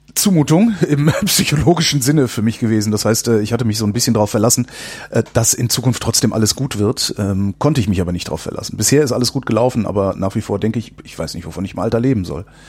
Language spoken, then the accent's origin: German; North Rhine-Westphalia, Germany; moved away; ich komme aus Nordrhein-Westfalen